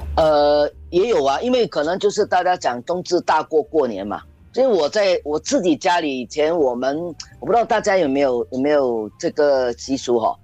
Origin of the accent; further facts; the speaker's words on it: Singapore; 当然我们新加坡可能不要讲